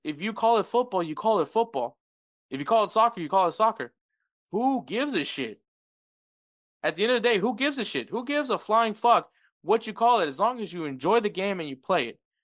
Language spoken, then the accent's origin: English; Texas, United States; I'm from the state of Texas